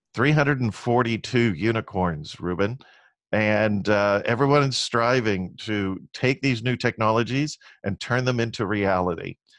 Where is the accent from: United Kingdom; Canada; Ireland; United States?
United States; Long Beach, California; I grew up in Long Beach, California